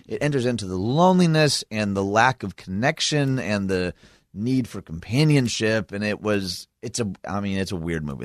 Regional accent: Michigan, United States; my home state of Michigan

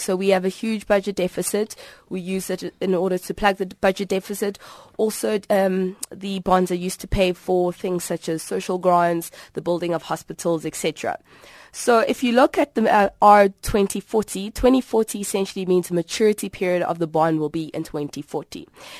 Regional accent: South Africa; And you might say, why me as a South African, why must I take this seriously?

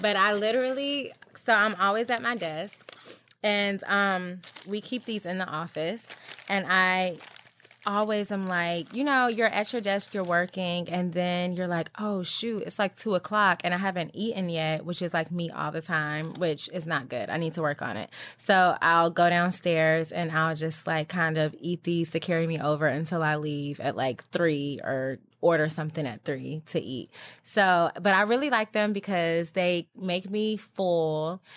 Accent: Georgia, United States; also born or lived in Virginia; I'm from Georgia and, well, born in Virginia, but my dad retired in Georgia. Anyway, so I basically grew up in Georgia

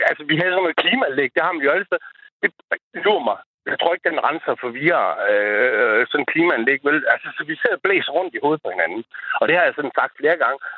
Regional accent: Horsens, Central Denmark Region, Denmark; accent: East Jutlandic; also born or lived in Hundslund; Ja, jeg er egentlig også opvokset i Horsens.

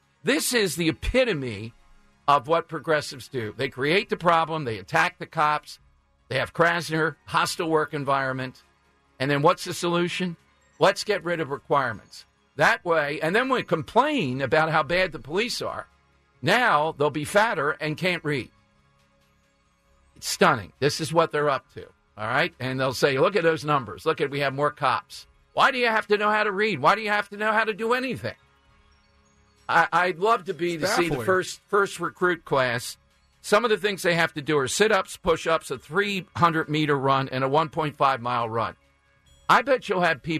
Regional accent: Philadelphia, Pennsylvania, United States; I grew up in South Philly

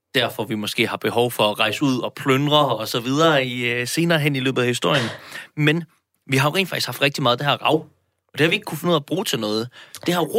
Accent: Denmark

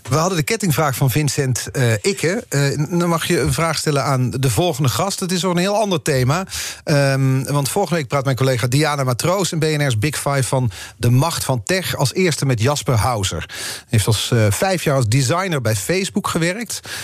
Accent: Netherlands; Wij als Nederlanders

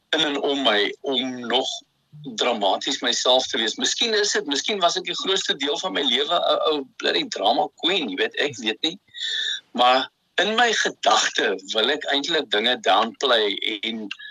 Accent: Bellville, Western Cape, South Africa; ek het al in Belwel groot geword, Boston, onder in die lane, Vierde Laan

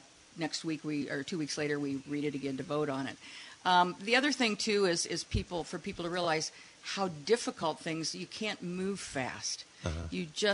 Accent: Nebraska, United States; moved away as an adult; now in Saugatuck, United States; Born and raised there, and then we moved here about 14 years ago because of grandkids.

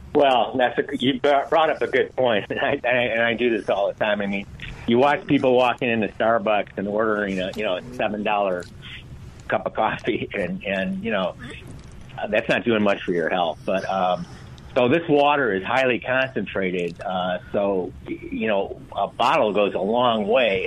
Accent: Michigan, United States; moved away as an adult; now in Santa Barbara, United States; I'm actually from Michigan. I now live in Santa Barbara, California

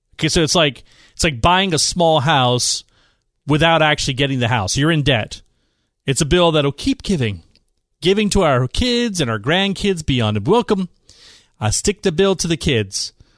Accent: East Bay, San Francisco Bay Area, California, United States; moved away as an adult; also born or lived in Washington, D.C. / Utah; now in San Diego, United States; I grew up in the East Bay in San Francisco

